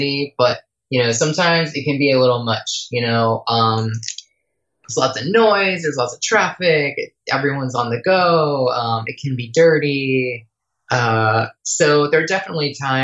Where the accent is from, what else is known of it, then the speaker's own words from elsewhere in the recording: outside New York City, United States; I grew up outside New York City, like 20 miles outside.